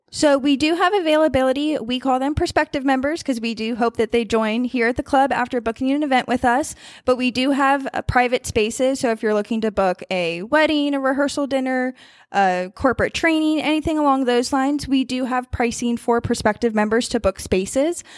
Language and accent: English; Warrenton, Virginia, United States; moved away as an adult; now in Charlotte, United States; I grew up in the Northern Virginia area.